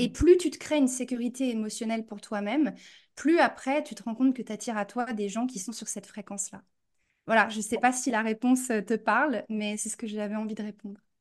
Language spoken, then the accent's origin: French; France; moved away as an adult; also born or lived in New York; now in United States; j'ai grandi en France et je suis partie très jeune aux États-Unis pour faire mon master et je suis jamais revenue